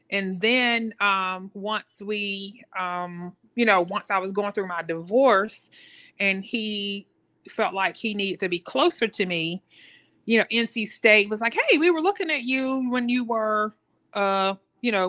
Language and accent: English; North Carolina, United States; And so, even though you know we grew up in Duke country